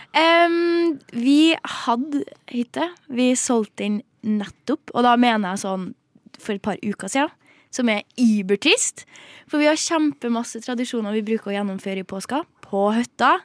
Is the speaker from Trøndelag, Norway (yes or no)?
yes; Trøndelag, Norway; Jeg er jo trønder